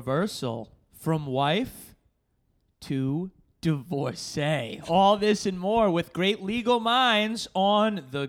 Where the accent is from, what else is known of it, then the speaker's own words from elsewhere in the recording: Scituate, Massachusetts, United States; Like in my hometown, Scituate, Massachusetts